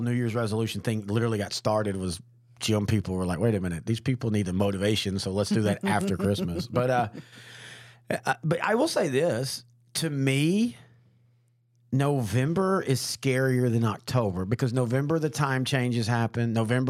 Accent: Texas, United States; Not all the time. Not every time. I grew up in East Texas. There were times it was 75.

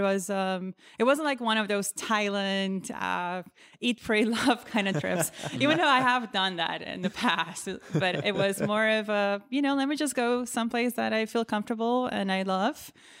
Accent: Aruba; moved away as an adult; now in New York, United States; But really when I moved to New York in 2008, I was born and raised in the Caribbean, believe it or not, on the small island of Aruba.

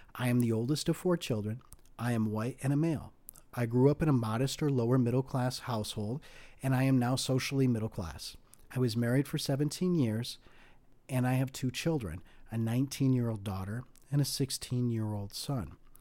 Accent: United States; as an American of Greek descent

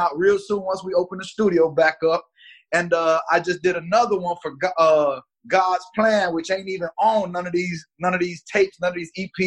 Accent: Miami, Florida, United States; also born or lived in Gary, Indiana; now in Atlanta, United States; I was born in Gary, originally from the Midwest, but we moved to Miami when I was 2 years old. So Dade County, North Miami Beach

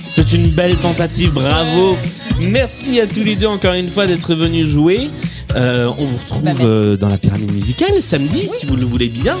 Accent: southern France, France; accent: southern French; je suis mieux avec l'accent du sud de Mireille Mathieu qu'avec l'accent hmm. anglais. C'est normal, l'un des deux est mon vrai accent

